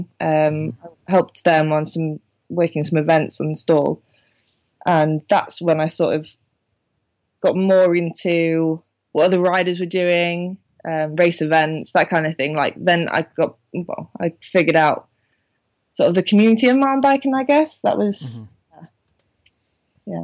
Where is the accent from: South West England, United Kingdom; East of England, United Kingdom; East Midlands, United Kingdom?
South West England, United Kingdom; Minehead; moved away; I'm from Minehead